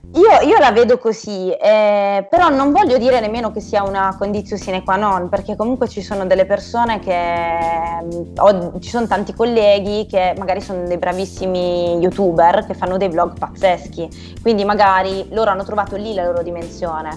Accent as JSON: {"language": "Italian", "town": "Bari", "region": "Apulia", "country": "Italy", "said": "io vivendo a Bari"}